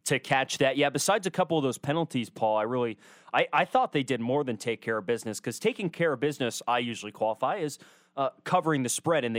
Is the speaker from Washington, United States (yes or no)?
yes; Washington, United States; now in Corvallis, United States; my home state